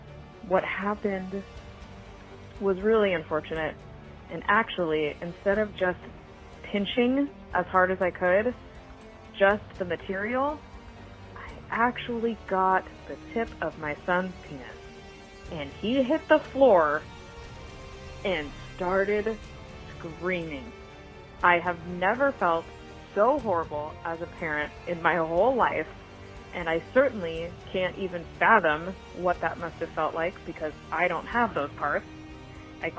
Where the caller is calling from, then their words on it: Clayton, California, United States; I am calling from Clayton, California